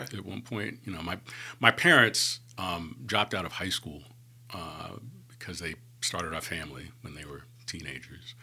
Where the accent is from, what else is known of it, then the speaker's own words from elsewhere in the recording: New York City, New York, United States; moved away as an adult; also born or lived in Atlanta, Georgia; now in Birmingham, United States; growing up in New York